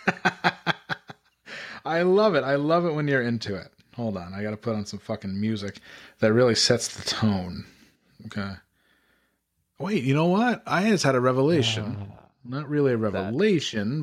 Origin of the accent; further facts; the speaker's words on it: Glens Falls, New York, United States; my hometown of Glens Falls